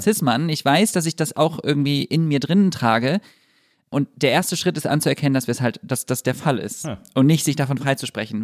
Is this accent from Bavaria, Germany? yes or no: no; Düsseldorf, North Rhine-Westphalia, Germany; Ich bin in Düsseldorf aufgewachsen.